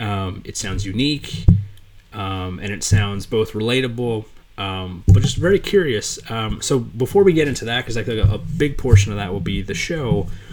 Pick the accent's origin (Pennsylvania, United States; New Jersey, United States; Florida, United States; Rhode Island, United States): New Jersey, United States; So I'm East Coast. I grew up in Jersey.